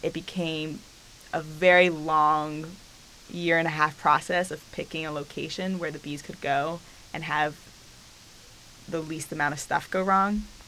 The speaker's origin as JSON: {"language": "English", "region": "Pennsylvania", "country": "United States", "said": "I'm from Pennsylvania"}